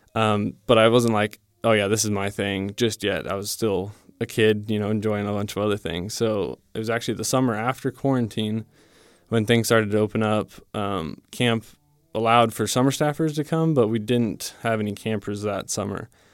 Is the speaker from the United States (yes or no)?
yes; Divide, Colorado, United States; moved away; I'm from Divide, Colorado